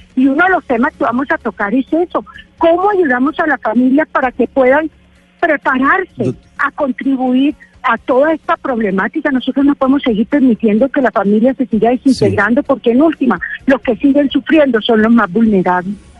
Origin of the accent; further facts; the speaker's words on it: Colombia; como ciudadano, como colombiano